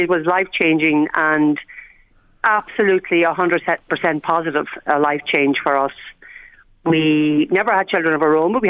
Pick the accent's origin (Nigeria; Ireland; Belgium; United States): Ireland; whilst I'm Irish